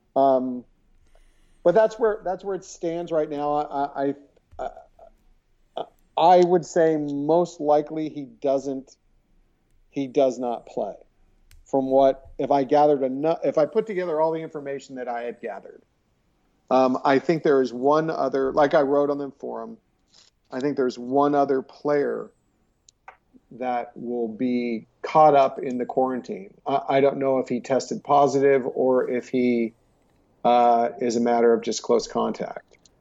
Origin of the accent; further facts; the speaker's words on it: California, United States; I'm Californian